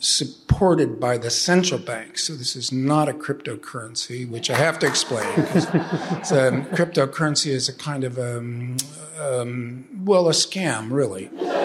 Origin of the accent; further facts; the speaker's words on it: California, United States; Oh, sure. I mean, I'm a Southern California boy. I grew up in Orange County, so that's really L.A. South.